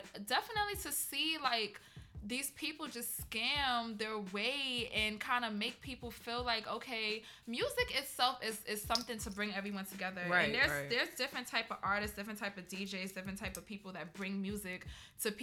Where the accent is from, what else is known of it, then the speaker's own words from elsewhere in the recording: New York City, New York, United States; also born or lived in Trinidad; I'm from Brooklyn